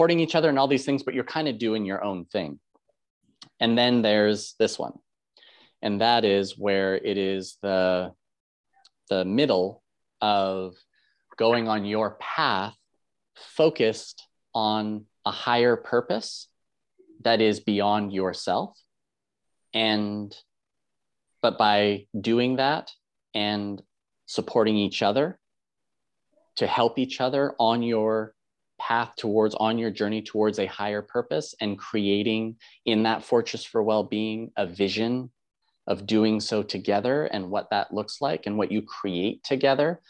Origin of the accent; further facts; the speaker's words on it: Canada; I'm a Canadian